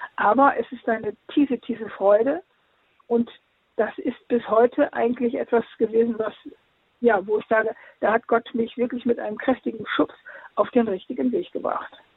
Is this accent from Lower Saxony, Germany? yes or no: yes; Osnabrück, Lower Saxony, Germany; also born or lived in Venezuela; Osnabrück, meiner Heimatstadt